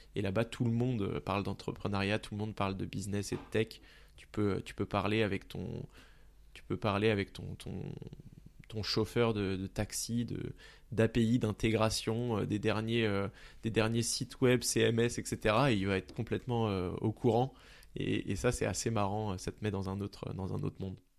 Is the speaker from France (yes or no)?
yes; Pontault-Combault, Île-de-France, France; j'ai grandi dans le 77, dans la ville de Ponto-Combo